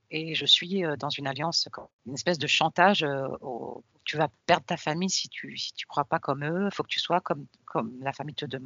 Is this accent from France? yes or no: no; Tunisia; mais, mais, moi je suis de Tunisie, mais pourquoi mon père il me parle de la Palestine